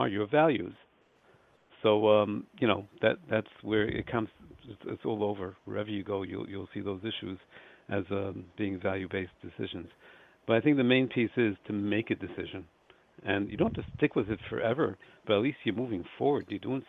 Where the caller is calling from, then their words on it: Lakewood, New Jersey, United States; Lakewood, New Jersey.